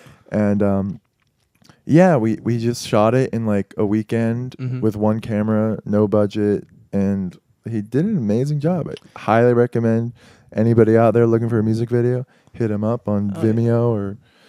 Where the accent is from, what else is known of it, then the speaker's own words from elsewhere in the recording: Sarasota, Florida, United States; now in New York, United States; I grew up in Florida.